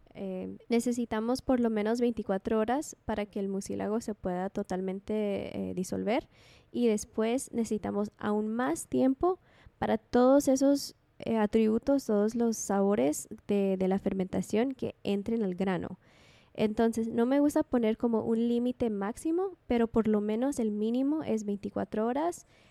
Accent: California, United States; also born or lived in Guatemala; yo nací en Guatemala, pero estudié en los Estados Unidos. Entonces, cuando tenía cinco años, eh, nos fuimos de Guatemala a California

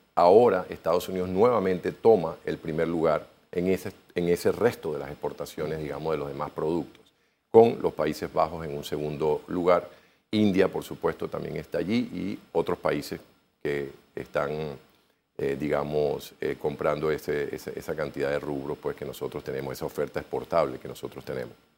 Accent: Panama

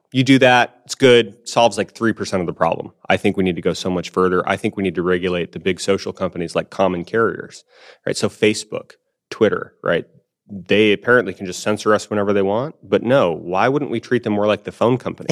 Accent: Tucson, Arizona, United States; my hometown of Tucson

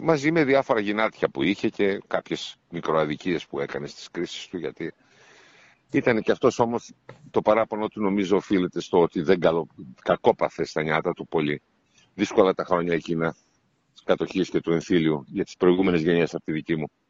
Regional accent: Nea Michaniona, Central Macedonia, Greece; also born or lived in Istanbul; Ζούσα εκεί στο Νέα Μηχανιώνα Θεσσαλονίκη, στο χωριό μου

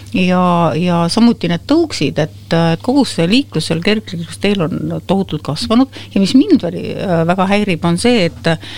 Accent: Võru County, Estonia; moved away; mina ei ole ju Tallinna laps või Tallinnas sündinud ja kasvanud, et mina olen kaugelt Võrumaalt

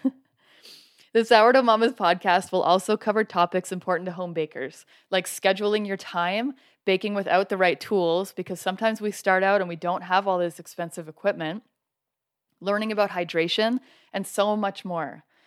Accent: Canada; now in Colorado, United States; I'm originally from Canada, and now I live in Colorado

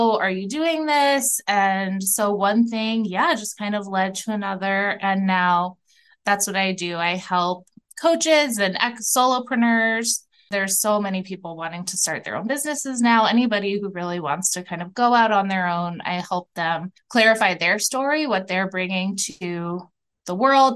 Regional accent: outside of New York City, United States; now in Minneapolis, United States; I grew up outside of New York City

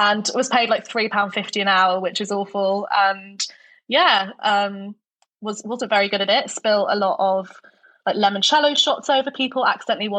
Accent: Norfolk, East of England, United Kingdom; moved away as an adult; also born or lived in Homerton, London / Newcastle; now in London, United Kingdom; But I grew up in Norfolk predominantly and had my own childhood there.

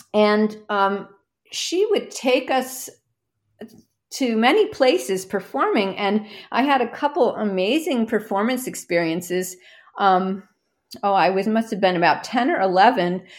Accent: a suburb of Philadelphia, New Jersey, United States; now in Minnesota, United States; I grew up mm-hmm. in a suburb of Philadelphia

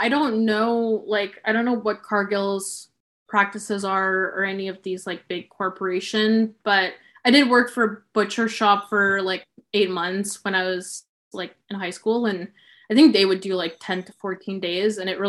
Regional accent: Sudbury, Ontario, Canada; So I was born in Sudbury, Ontario, which is, I would say, like 4 hours from Toronto, 4 hours from Ottawa.

